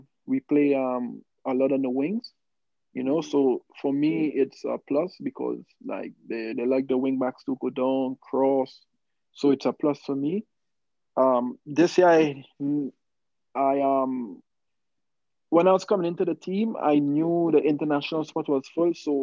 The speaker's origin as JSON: {"language": "English", "country": "Trinidad & Tobago", "moved": "as an adult", "lives_now": "Utah, United States", "said": "I'm from Trinidad."}